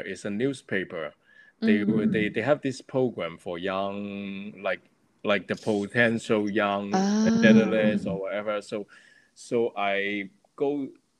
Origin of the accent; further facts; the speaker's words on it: Hong Kong; moved away as an adult; also born or lived in Shanghai; I was from Hong Kong